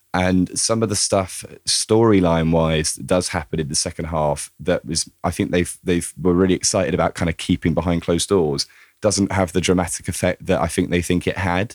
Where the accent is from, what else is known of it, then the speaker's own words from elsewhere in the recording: United Kingdom; as a Brit